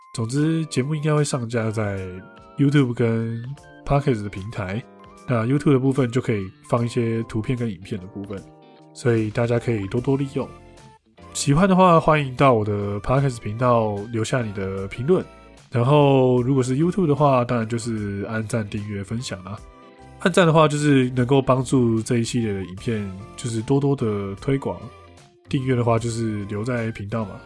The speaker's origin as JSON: {"language": "Chinese", "country": "Taiwan", "said": "台湾人其实，在某一些部分的文化，其实是蛮值得其他国家的人去效仿"}